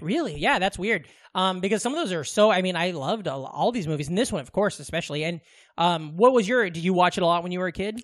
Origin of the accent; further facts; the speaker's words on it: Glenwood, Iowa, United States; Glenn Wood was trending, and I was like, "Ooh, I hope my hometown didn't